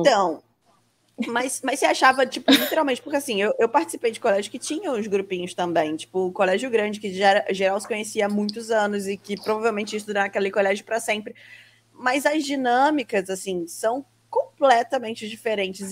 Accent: Brazil; a gente que tá aqui brazucas e tal, morando no Brasil, crescemos no Brasil, estudamos no Brasil

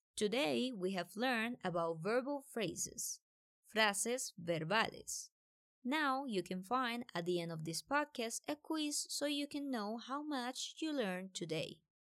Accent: Colombia; I'm from Colombia

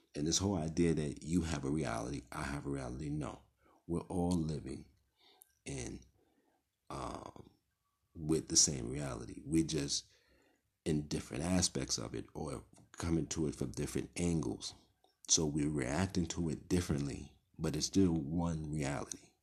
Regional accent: New York City, New York, United States; I grew up in Brownsville, Brooklyn

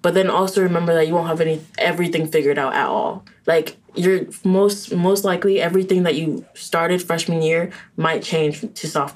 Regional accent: Orlando, Florida, United States; moved away as an adult; I wanted to leave from Orlando

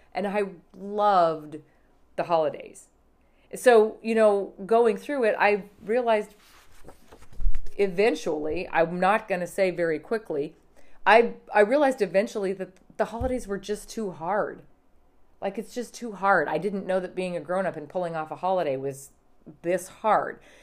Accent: Montana, United States; I grew up in Montana

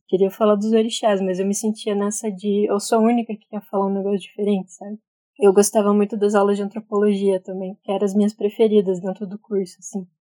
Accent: Curitiba, Paraná, Brazil; Nasci em Curitiba, na verdade, estou aqui até hoje

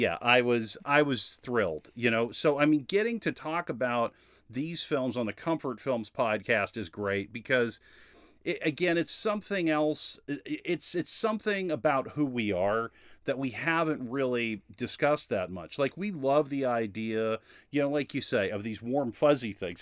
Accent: Massachusetts, United States; I grew up in Massachusetts

